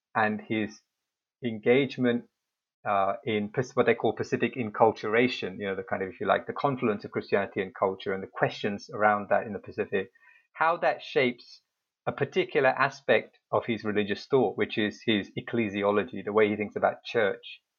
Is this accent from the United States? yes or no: no; United Kingdom; moved away as an adult; now in Seoul, South Korea; I'm originally from the United Kingdom, so I arrived uh, to teach at Yonsei in 2012.